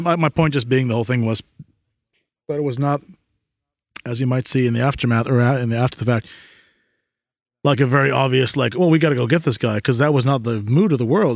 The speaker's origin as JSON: {"language": "English", "country": "United States", "said": "As an American"}